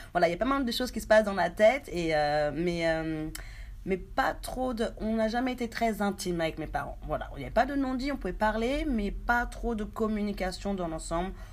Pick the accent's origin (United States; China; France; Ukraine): France; moved away as an adult; also born or lived in Haiti; now in New Zealand; je suis née en Haïti, à Véret, une petite ville voilà, dans les Caraïbes. J'ai vécu presque toute ma vie en France